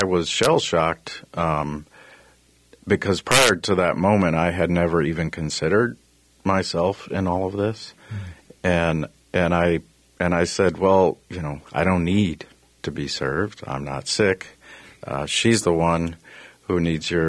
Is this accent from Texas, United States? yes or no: yes; Texas, United States; I grew up in Texas, and I've been in construction my whole life